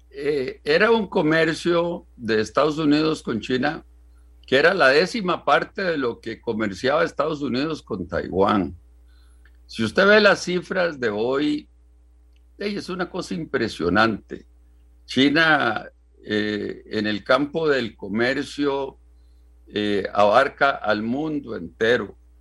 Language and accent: Spanish; Costa Rica; como costarricense